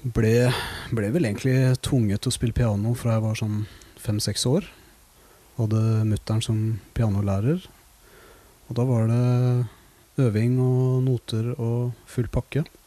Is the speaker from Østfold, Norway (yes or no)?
yes; Våler, Østfold, Norway; now in Oslo, Norway; jeg kommer fra Våler i Østfold